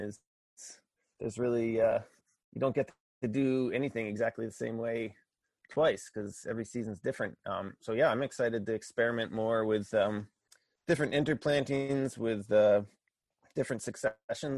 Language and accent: English; Pennsylvania, United States; moved away as an adult; also born or lived in Connecticut; now in Maine, United States; I grew up in Pennsylvania